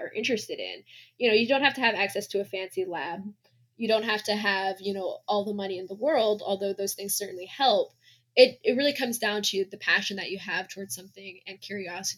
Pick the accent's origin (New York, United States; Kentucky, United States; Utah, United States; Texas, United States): Kentucky, United States; Lexington; I grew up in Lexington, Kentucky.